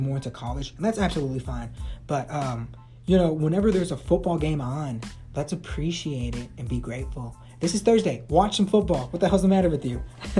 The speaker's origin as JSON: {"language": "English", "town": "Chicago", "region": "Illinois", "country": "United States", "said": "You know, I'm coming from Chicago."}